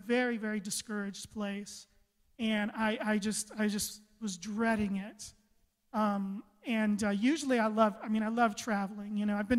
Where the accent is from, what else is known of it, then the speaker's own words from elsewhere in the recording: Costa Rica; born there; I was an abandoned child. I was born in Costa Rica. I was supposed to die.